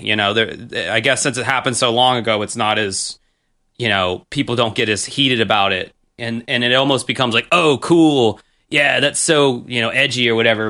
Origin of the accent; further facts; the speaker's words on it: the South, United States; me growing up in the South